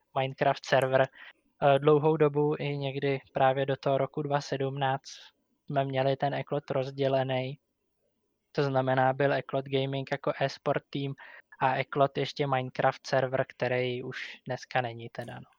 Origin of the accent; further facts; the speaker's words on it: Říčany, Central Bohemian Region, Czechia; Jsem z Říčan